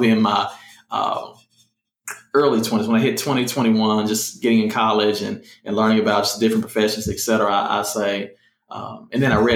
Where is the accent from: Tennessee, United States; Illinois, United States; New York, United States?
Tennessee, United States; Memphis; moved away as an adult; I grew up in the Haven